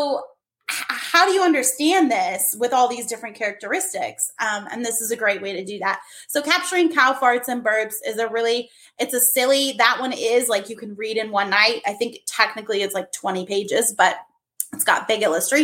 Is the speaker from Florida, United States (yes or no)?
no; Minnesota, United States; moved away; also born or lived in Germany; I had done an author visit to my hometown in Minnesota